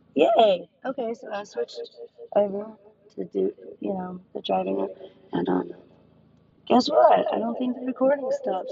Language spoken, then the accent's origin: English; South Louisiana, United States; I'm from, from Louisiana, South Louisiana.